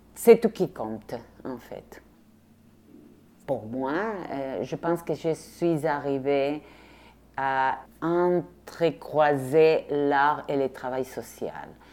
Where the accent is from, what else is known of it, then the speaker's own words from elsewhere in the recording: Rosario, Santa Fe, Argentina; French is a second language; now in Quebec, Canada; Je viens de l'Argentine, mais pas de Buenos Aires. Je viens de Rosario, la deuxième ville en Argentine